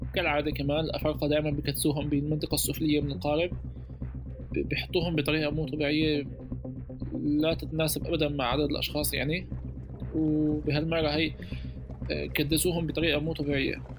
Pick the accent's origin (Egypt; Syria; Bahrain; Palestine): Syria; moved away as an adult; also born or lived in Tripoli, Libya